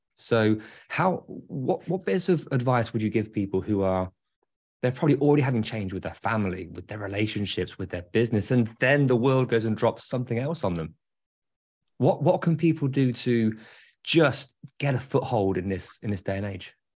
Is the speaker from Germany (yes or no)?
no; England, United Kingdom; I'm English.